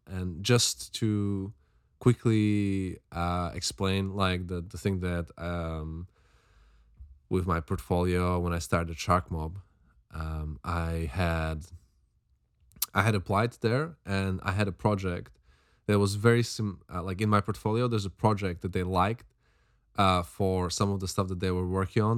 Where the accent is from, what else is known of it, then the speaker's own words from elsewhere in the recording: Slovakia; now in London, United Kingdom; I'm from Slovakia